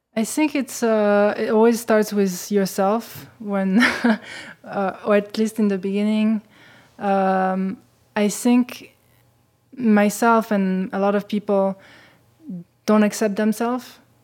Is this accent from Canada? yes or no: no; Switzerland; I was growing up in Switzerland, uh, and having a Ja-, Japanese mother